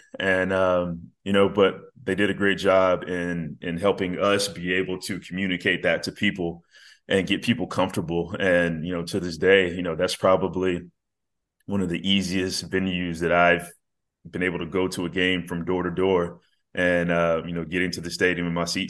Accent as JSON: {"language": "English", "town": "Birmingham", "region": "Alabama", "country": "United States", "tie": "born or raised there", "lives_now": "Atlanta, United States", "said": "Growing up in Birmingham, the Braves were, they were my team, baseball team that I watched a lot on TBS and everything."}